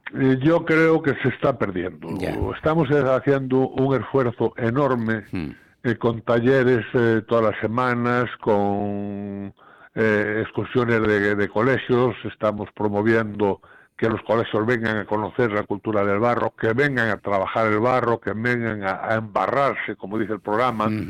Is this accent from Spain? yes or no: yes; Xunqueira de Espadanedo, Galicia, Spain; moved away; es eh, un, orgullo ser alcalde del pueblo donde uno nació, donde uno vivió los mejores años de, la vida